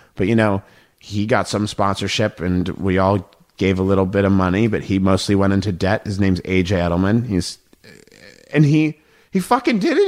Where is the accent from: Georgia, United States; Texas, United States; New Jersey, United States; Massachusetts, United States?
Massachusetts, United States; Boston; my hometown of Boston